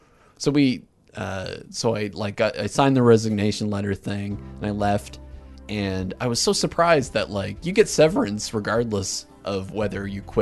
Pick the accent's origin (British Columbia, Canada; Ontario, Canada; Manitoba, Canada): Ontario, Canada; Hamilton; I'm from Hamilton.